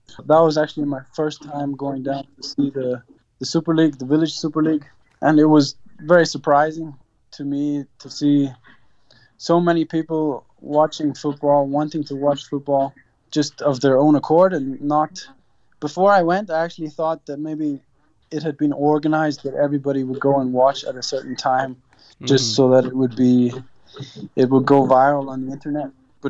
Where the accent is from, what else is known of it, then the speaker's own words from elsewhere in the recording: Guizhou, China; so when I was younger, I grew up here in China. My parents came in 1993. And they studied for 2 years in Beijing before coming here to Guizhou in 95.